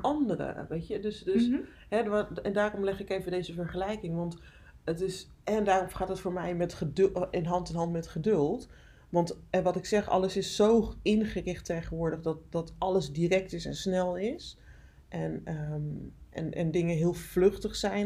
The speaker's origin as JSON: {"language": "Dutch", "region": "Friesland", "country": "Netherlands", "tie": "born or raised there", "said": "ik ben opgegroeid in Friesland in een heel klein dorpje."}